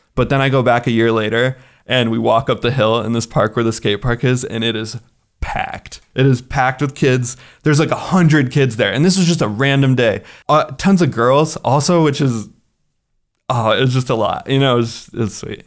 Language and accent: English; United States; now in Kosovo; as an American